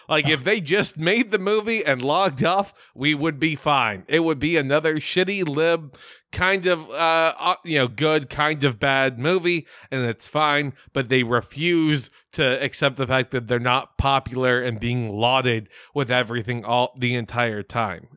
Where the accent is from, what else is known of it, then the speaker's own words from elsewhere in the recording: United States; I'm an ignorant as fuck American.